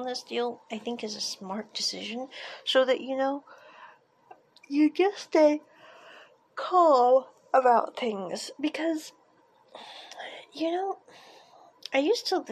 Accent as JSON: {"language": "English", "country": "United States", "tie": "born or raised there", "moved": "as an adult", "said": "I grew up in America"}